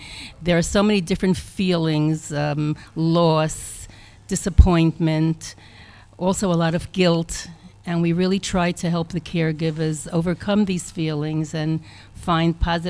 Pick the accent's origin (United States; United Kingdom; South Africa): United States; Brooklyn, New York; now in Israel; Brooklyn, New York.